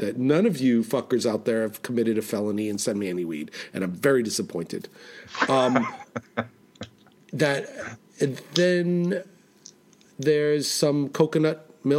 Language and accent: English; New York City, New York, United States; now in New England, United States; I'm from Manhattan. I'm not from New England. I live in New England.